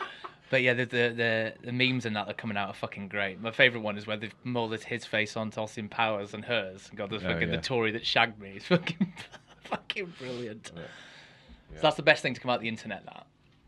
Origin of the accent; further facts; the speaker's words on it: Ammanford, Wales, United Kingdom; I'm from a very poor town anyway in Wales. And {S2} where are you from? {S1} Ammanford, not far from you.